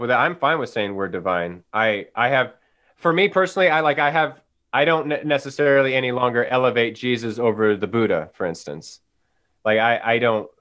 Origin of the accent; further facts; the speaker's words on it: Paradise, California, United States; now in Chico, United States; we had that fire a couple years ago that burnt down my hometown, um, Paradise, California